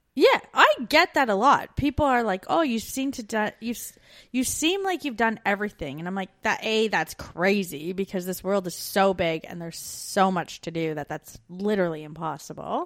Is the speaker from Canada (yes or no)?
yes; Canada; moved away as an adult; We're two Canadian expats now living in Australia